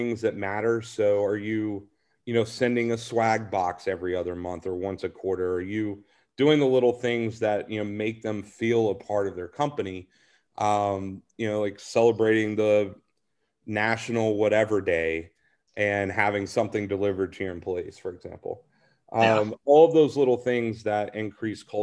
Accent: Nashville, Tennessee, United States; moved away; I'm originally from Nashville.

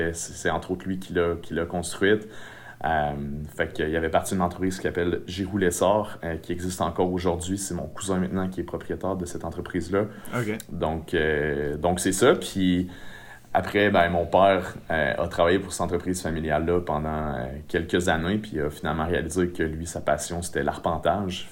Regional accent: Saint-Georges, Quebec, Canada; je viens de la Beauce, je viens de Saint-Georges, plus précisément

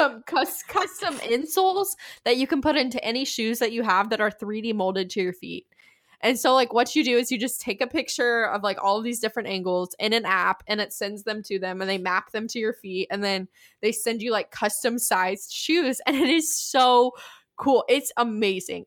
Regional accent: East Tennessee, United States; I'm just from East Tennessee

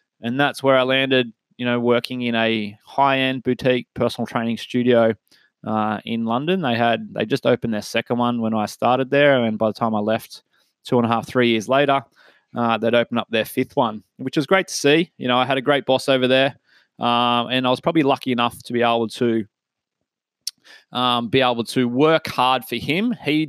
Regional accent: Lennox Head, New South Wales, Australia; moved away as an adult; also born or lived in Singleton, New South Wales / Sydney; now in Maitland, Australia; I was born in Singleton. I went to Singleton Heights Primary School. Mum and Dad kind of lived there for quite a few years. Before, when I turned 7, I was lucky enough to move up to Lennox Head, where I finished my primary school and went to high school up there.

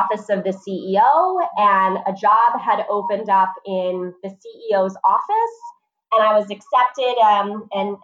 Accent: New Jersey, United States; I was born and raised in New Jersey.

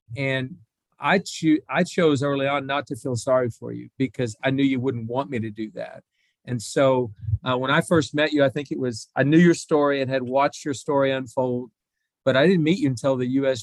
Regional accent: Oklahoma, United States; growing up in Oklahoma, being an Oklahoma State golf fan

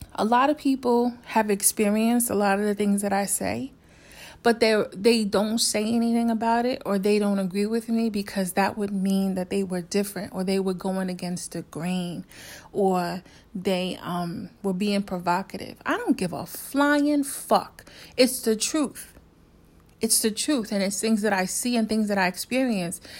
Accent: New York, United States; also born or lived in South Korea; I'm from New York

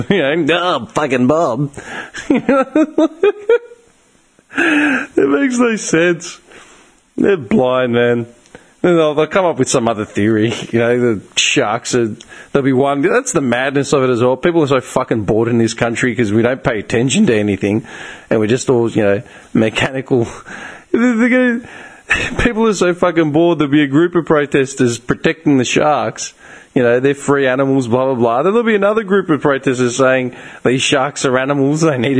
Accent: Australia; being Australian

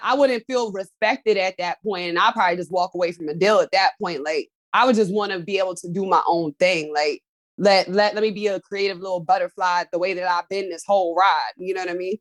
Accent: Pennsylvania, United States; I'm from Pennsylvania.

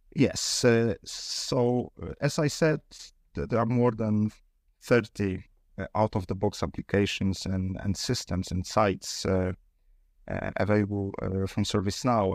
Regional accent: Poznań, Greater Poland, Poland; we are from Poznań

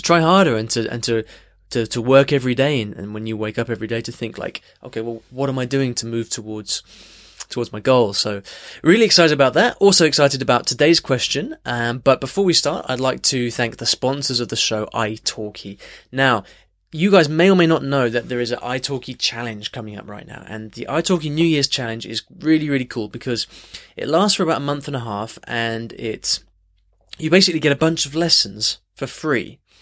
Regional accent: United States; I'm from the United States

